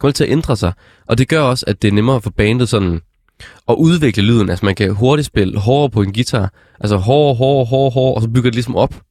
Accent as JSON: {"language": "Danish", "town": "Struer", "region": "Central Denmark Region", "country": "Denmark", "said": "Struer, som, hvor jeg kommer fra"}